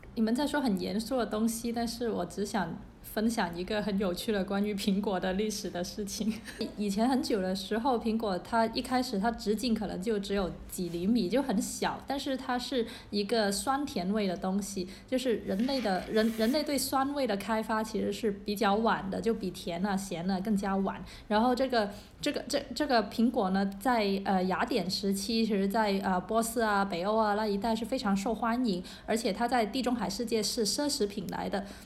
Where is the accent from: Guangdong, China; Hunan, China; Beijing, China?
Guangdong, China; Guangzhou; 因为我是一个广州人， 对我们的粤菜还是有非常非常多的自豪和喜爱的